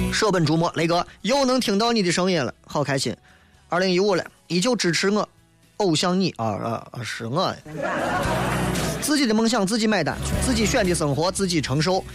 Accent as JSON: {"language": "Chinese", "country": "China", "said": "我们都是中国人"}